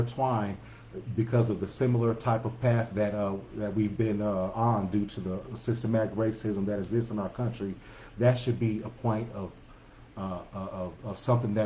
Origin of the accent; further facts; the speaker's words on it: Denver, Colorado, United States; our experience growing up in the Montbello community